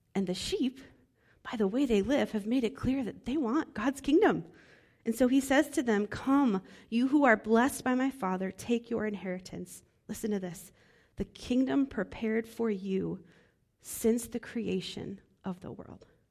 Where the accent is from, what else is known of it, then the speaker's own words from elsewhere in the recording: Midwest, United States; moved away; I'm from the Midwest